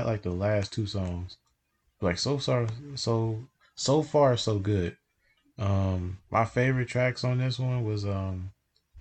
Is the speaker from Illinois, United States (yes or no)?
yes; Chicago, Illinois, United States; my hometown